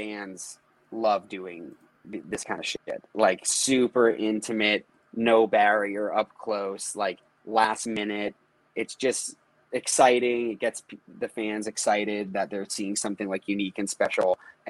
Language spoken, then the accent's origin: English; Northeast, United States; Like, this is what we grew up doing. Just growing up in the Northeast, everyone played in basements, shows, practices, whatever.